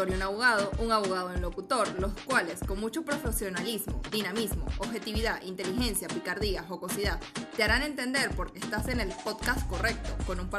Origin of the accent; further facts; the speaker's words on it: Venezuela; nos afecta a todos como venezolanos, como nación, como país, como sociedad